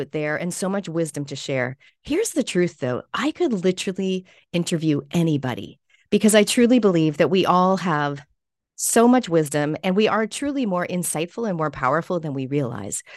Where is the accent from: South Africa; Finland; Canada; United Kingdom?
Canada; now in New Zealand; You may notice my accent. I'm also a Canadian Kiwi or a Kiniwi. And I've been here for more than half of my life now here in New Zealand